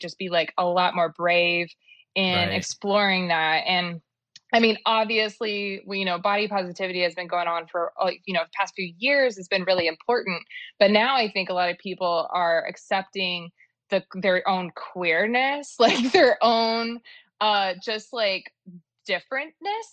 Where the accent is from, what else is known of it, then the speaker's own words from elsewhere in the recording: Dallas, Texas, United States; I'm from Dallas